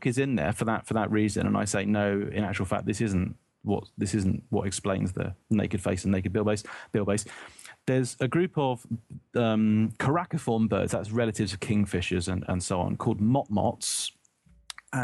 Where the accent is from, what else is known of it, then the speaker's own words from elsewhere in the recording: United Kingdom; as a British person